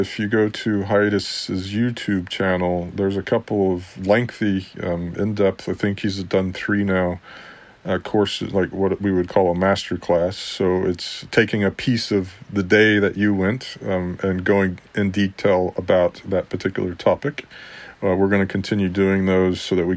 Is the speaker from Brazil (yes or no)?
no; Texas, United States; also born or lived in Mexico; I grew up in Texas with lots of friends from Mexico